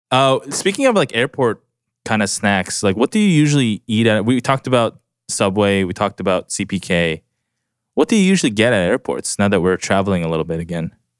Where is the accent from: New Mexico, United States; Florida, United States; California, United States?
California, United States; Southern; I grew up in Southern California.